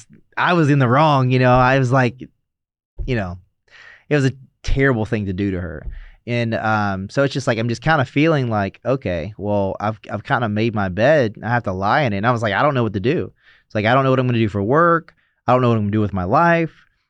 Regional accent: the South, United States; I mean, so I grew up in the South, so it's like first and middle name, you know

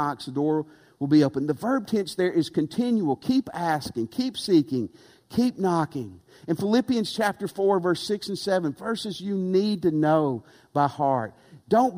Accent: Tennessee, United States; moved away; also born or lived in West Texas / Louisiana; I grew up in Tennessee

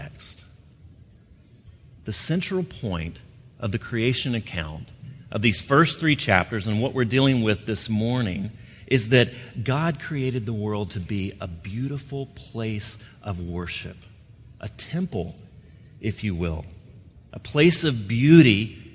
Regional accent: Gulf Coast, United States; moved away; I grew up on the Gulf Coast

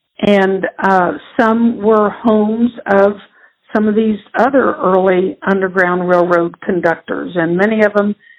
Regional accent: Ripley, Ohio, United States; Ripley is my hometown, and Ripley is a small community now of about 1,800 people, and it sits right on the Ohio River. We're about an hour's drive from Cincinnati

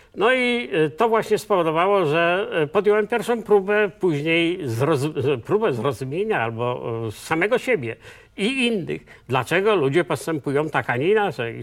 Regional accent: Poland; also born or lived in Olsztyn (near Zielona Góra) / Słupsk; Urodziłem się na pograniczu wielkopolskiej i ziemi lubuskiej jako syn leśniczego w środku lasu

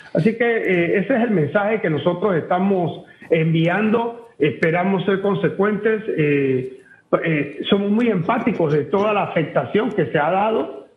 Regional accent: Panama

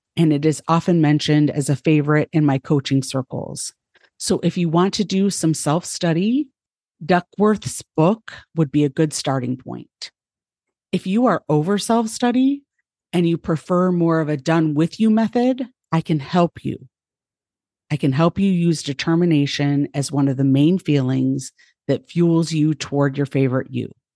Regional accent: United States; now in Ohio, United States; I was born white in the United States in a middle class family

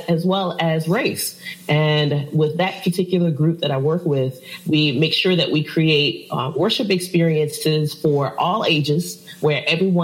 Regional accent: Richmond, Virginia, United States; moved away as an adult; now in Chesapeake, United States; I am originally from Richmond, Virginia, and I moved down to Chesapeake about almost 8

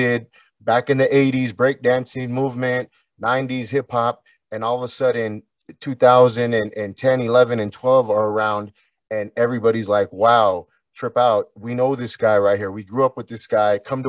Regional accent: Anaheim, California, United States; Anaheim, California.

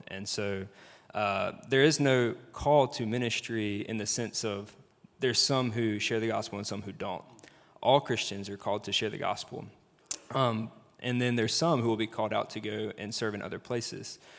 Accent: Brandon, Mississippi, United States; I am actually from Mississippi, uh, from Jackson area, from Brandon.

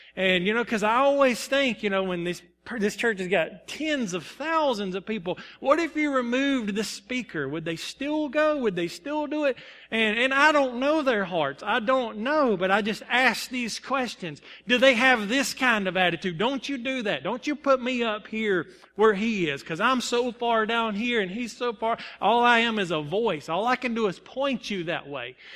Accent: Salem, United States; I'm from Salem

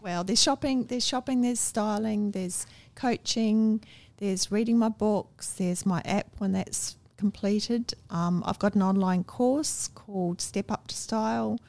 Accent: Wellington, New Zealand; also born or lived in Masterton, New Zealand; now in Australia; I was born in Masterton

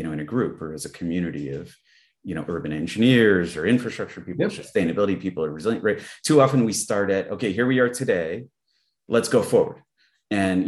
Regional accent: Connecticut, United States; growing up in Connecticut

